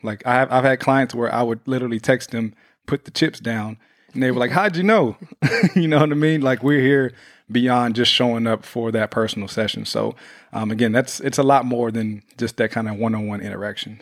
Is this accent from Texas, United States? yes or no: yes; Houston, Texas, United States; now in Los Angeles, United States; Houston, my hometown, we are coming to you